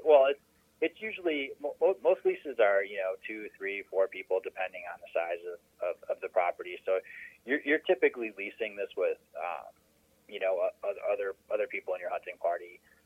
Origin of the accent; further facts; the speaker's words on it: Minnesota, United States; I grew up in uh, Minnesota